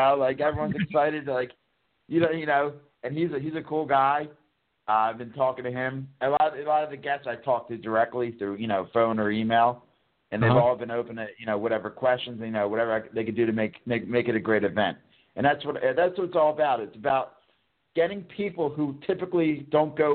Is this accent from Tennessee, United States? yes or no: no; Bucks County, Pennsylvania, United States; moved away as an adult; also born or lived in New Orleans; I'm from originally from Bucks County